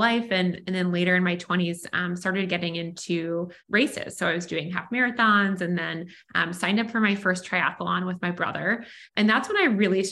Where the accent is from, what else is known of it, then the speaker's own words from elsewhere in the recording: Washington, District of Columbia, United States; also born or lived in Pennsylvania; I grew up in Washington, D.C. and went to the University of Pennsylvania for college